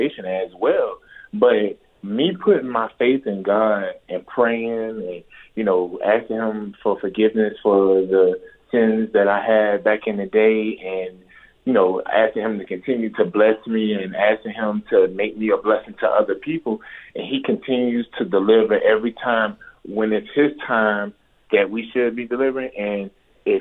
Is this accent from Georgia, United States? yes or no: yes; Savannah, Georgia, United States; the area I grew up in was in down south in Savannah, Georgia